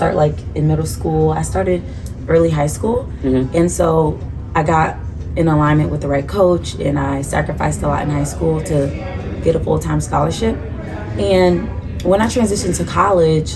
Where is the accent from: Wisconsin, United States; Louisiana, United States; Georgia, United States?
Georgia, United States; Atlanta; also born or lived in Washington, D.C.; I grew up here